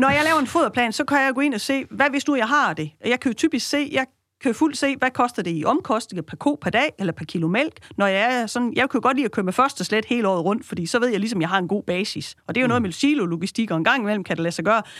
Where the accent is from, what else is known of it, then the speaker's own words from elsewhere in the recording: West Jutland, Central Denmark Region, Denmark; Jeg er født og opvokset i Vestjylland og arbejder jo herude